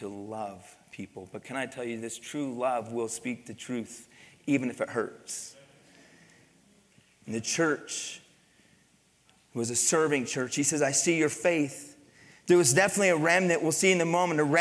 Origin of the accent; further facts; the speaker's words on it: Pennsylvania, United States; moved away; also born or lived in Midwest; I grew up in Pennsylvania